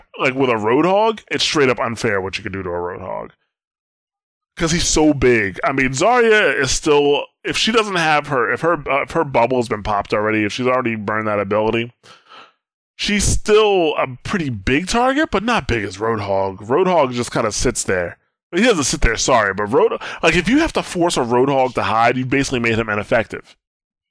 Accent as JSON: {"language": "English", "country": "United States", "said": "I'm an American"}